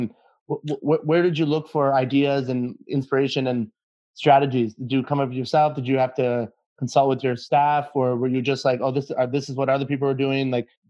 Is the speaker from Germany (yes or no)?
no; Ottawa, Ontario, Canada; Yeah, me growing up in Ottawa, and my dad being Italian, and he used to have Cosenza across the street back in the day.